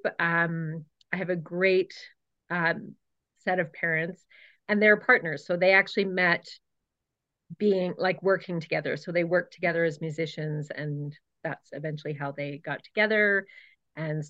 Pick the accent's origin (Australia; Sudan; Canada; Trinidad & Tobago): Canada; Cochrane, Alberta; also born or lived in Edmonton / Calgary; I grew up in Cochrane. I'm an original from this town, where I still currently live